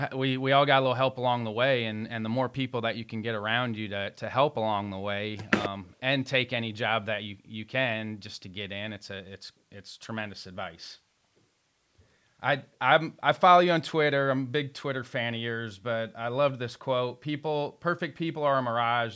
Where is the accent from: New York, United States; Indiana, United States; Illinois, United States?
Indiana, United States; Evansville; I grew up in Evansville, Indiana